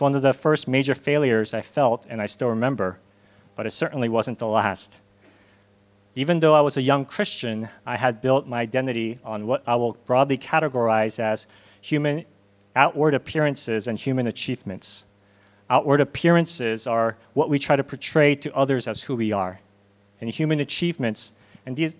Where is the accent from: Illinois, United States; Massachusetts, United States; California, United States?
California, United States; Southern; moved away as an adult; also born or lived in Korea / Hong Kong; now in South Korea; I was born here in Korea, but moved to Los Angeles with my parents when I was 6 and grew up in Southern California